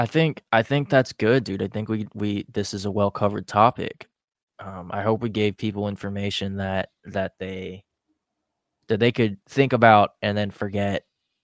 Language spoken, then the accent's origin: English; Philippines; We're artists in the city too. We're Filipino.